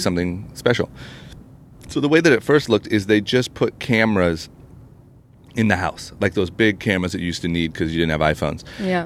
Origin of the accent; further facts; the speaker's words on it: Akron, Ohio, United States; now in Los Angeles, United States; I'm from Akron, Ohio